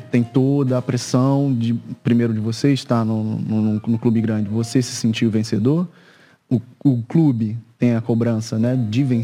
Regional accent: Niterói, Rio de Janeiro, Brazil; also born or lived in São Gonçalo; Eu nasci em São Gonçalo, no Rio de Janeiro, mas desde pequeno vivo, vivi em Niterói. Niterói. Também no Rio de Janeiro.

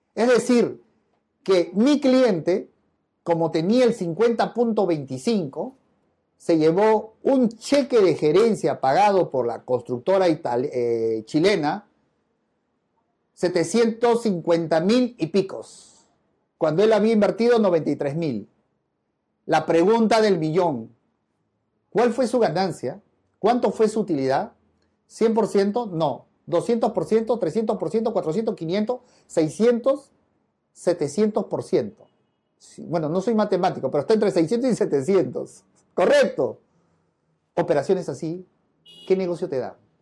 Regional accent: Peru; como buen peruano

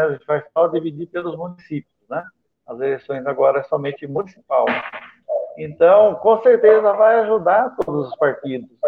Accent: Brazil; como brasileiro. Eu quero que o meu povo tenha vida e vida digna

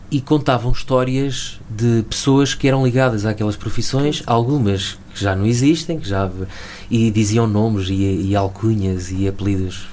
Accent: Chaves, Norte, Portugal; also born or lived in Lisbon; venho de Chaves, da periferia, de uma rua relativamente, relativamente pobre

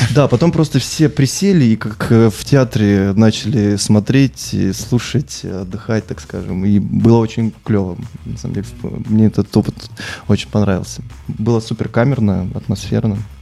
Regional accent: Sochi, Krasnodar Krai, Russia; moved away as an adult; now in Saint Petersburg, Russia; Я сам родился в Сочи, много, долгое время там прожил, и когда я уезжал в Петербург

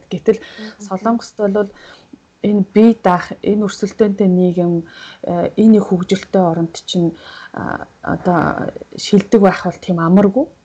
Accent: Mongolia; moved away as an adult; now in South Korea; би чинь хотыг бодвол хөдөөний хүүхдээс учраас

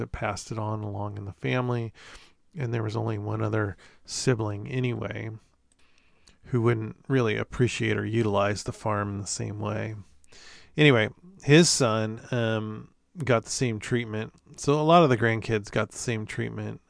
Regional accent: Corvallis, Oregon, United States; I was born in Corvallis, if you know anything about Oregon geography

